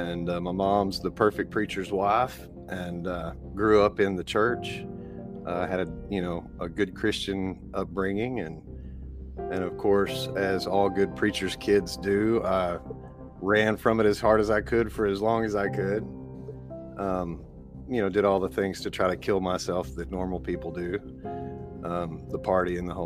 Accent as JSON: {"language": "English", "region": "East Texas", "country": "United States", "said": "I'm a carpenter from East Texas"}